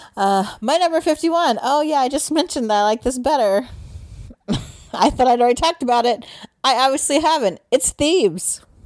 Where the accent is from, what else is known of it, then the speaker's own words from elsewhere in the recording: Midwest, United States; we're from the Midwest.